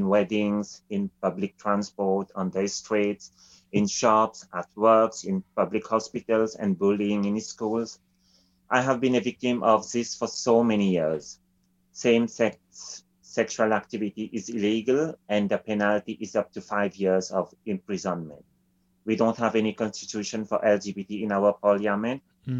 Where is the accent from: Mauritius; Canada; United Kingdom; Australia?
Mauritius; moved away as an adult; now in Athlone, Ireland; I'm originally from Mauritius. I'm in Ireland since 26 months and I'm currently living in Athlone.